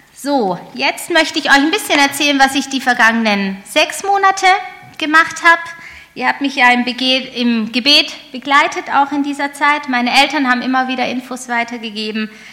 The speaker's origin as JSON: {"language": "German", "country": "Germany", "said": "als Deutsche"}